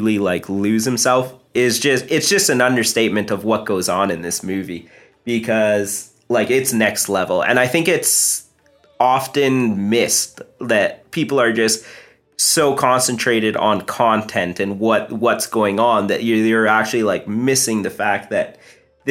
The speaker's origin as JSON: {"language": "English", "country": "Canada", "said": "I'm like Indian, first generation Canadian"}